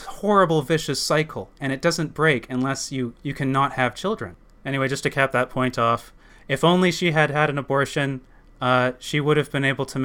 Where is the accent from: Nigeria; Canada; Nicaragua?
Canada; Maple Ridge, British Columbia; also born or lived in Surrey; growing up in Maple Ridge, and for a spat in Surrey